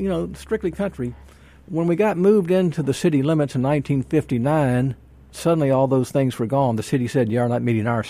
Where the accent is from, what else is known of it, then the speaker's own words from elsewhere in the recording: Jackson, Mississippi, United States; I was born in 1953, and I grew up in South Jackson